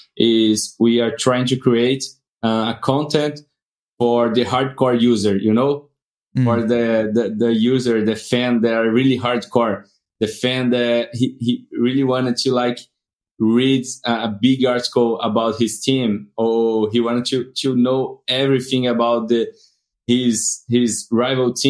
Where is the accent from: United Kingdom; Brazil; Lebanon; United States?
Brazil; from Brazil.